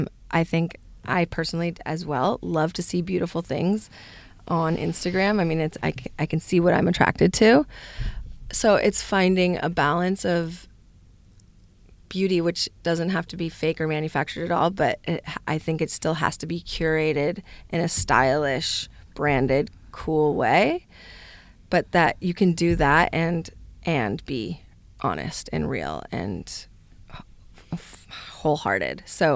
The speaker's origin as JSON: {"language": "English", "region": "California", "country": "United States", "tie": "born or raised there", "said": "I come from Northern California, so I grew up using CBD."}